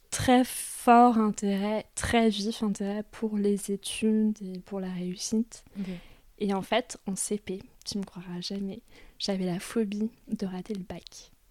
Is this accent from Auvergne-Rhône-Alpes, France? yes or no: no; Paris suburbs, Hauts-de-Seine, Île-de-France, France; en banlieue parisienne, dans les Hauts-de-Seine dans une ville plutôt, plutôt huppée.